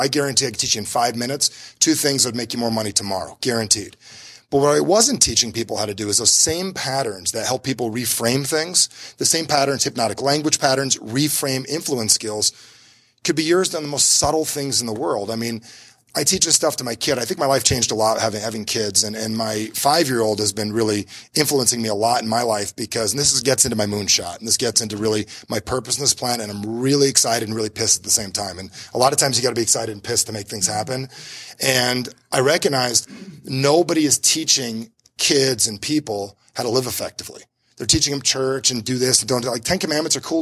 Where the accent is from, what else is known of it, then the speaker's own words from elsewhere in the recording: New Jersey, United States; I'm from New Jersey